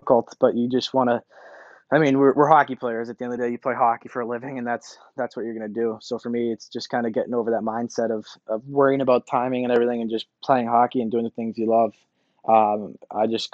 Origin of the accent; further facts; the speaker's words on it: Boston, Massachusetts, United States; moved away as an adult; now in Minnesota, United States; growing up in Boston, being from Boston, playing for Boston, going to Harvard